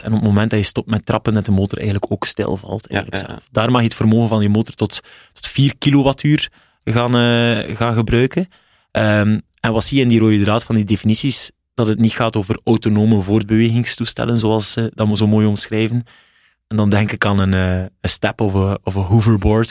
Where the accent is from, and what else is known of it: West Flanders, Belgium; accent: West Flemish